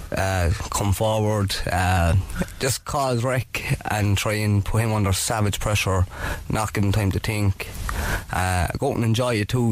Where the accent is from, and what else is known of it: Cork, Munster, Ireland